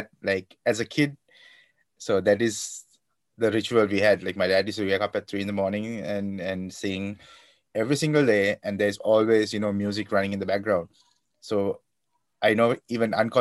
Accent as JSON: {"language": "English", "town": "Kandy", "region": "Central Province", "country": "Sri Lanka", "tie": "born or raised there", "also_born_or_lived": "London, United Kingdom", "moved": "as an adult", "lives_now": "Karlsruhe, Germany", "said": "So I'm a guy from Kandy in Sri Lanka, and I went to Trinity College, Kandy, and that's where I received my education"}